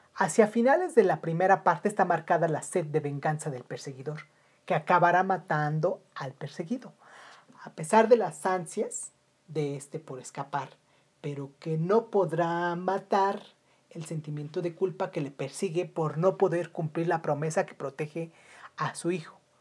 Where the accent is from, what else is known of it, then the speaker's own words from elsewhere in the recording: Mexico; en mi país, México